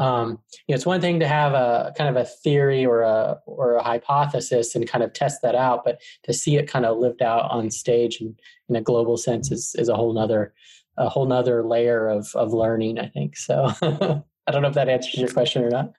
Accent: Arizona, United States; moved away as an adult; now in Atlanta, United States; I'm actually from Arizona in the United States, and I moved to Atlanta, Georgia, um, when I was 20

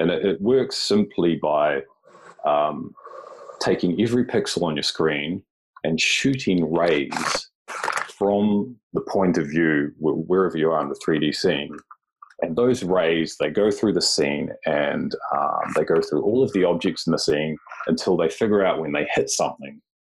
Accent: New Zealand; now in Japan; Yeah, so I currently live and work in Japan. I'm from New Zealand

